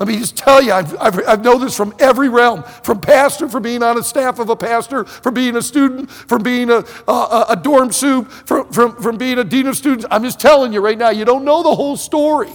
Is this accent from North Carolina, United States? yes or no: no; Leelanau County, Northern Michigan, United States; moved away as an adult; also born or lived in Pensacola, Florida; I'm a freshman from Northern Michigan sitting in my dorm room in Pensacola, Florida